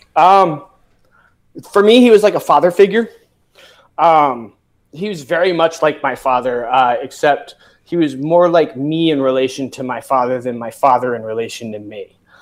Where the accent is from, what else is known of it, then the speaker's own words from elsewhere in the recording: Severn River, Chesapeake Bay area, Maryland, United States; I grew up on the Severn River